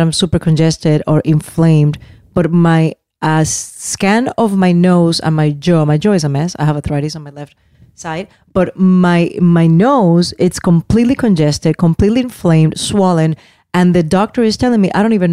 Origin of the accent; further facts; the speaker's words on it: Puerto Rico; moved away; I grew up in Puerto Rico